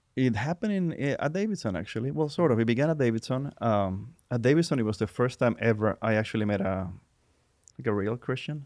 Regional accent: Puerto Rico; English is a second language; moved away as an adult; now in United States; I was born and raised in Puerto Rico

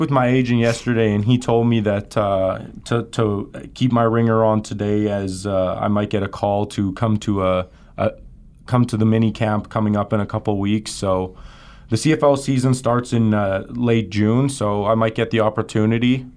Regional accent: Winnipeg, Manitoba, Canada; my hometown of Winnipeg

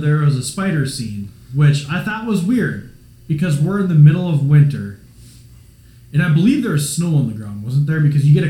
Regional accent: Minnesota, United States; now in Iowa, United States; I'm from Minnesota. I live in Iowa

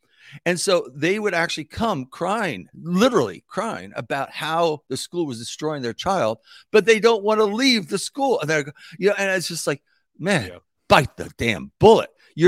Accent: New York, United States; also born or lived in New Jersey / Chicago; I was born and raised in New York City, and then moved to New Jersey. I went undergraduate and graduate in Chicago

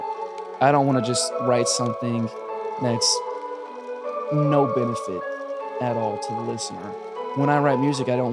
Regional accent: South Korea; also born or lived in United States; And I grew up in South Korea for a little bit.

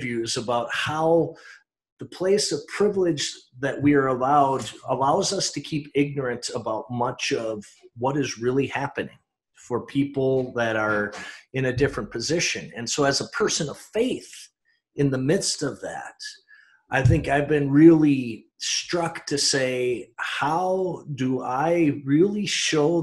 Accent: St. Louis Park, Minnesota, United States; growing up in St. Louis Park

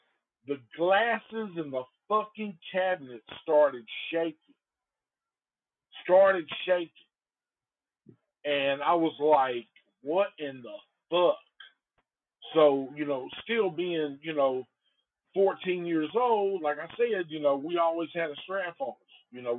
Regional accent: Antioch, California, United States; We just knew that we grew up in Antioch, and it was definitely a possibility for a chick to get murdered.

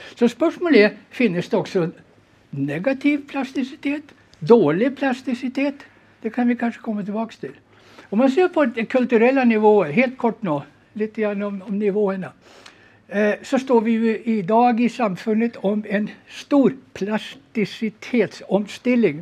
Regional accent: Sweden; moved away as an adult; now in Norway; jag är född och uppvuxen i Sverige som du säkert hör

